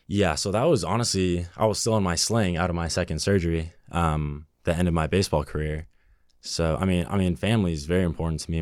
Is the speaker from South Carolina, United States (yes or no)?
no; Burbank, California, United States; I grew up in Burbank, California, so pretty close to here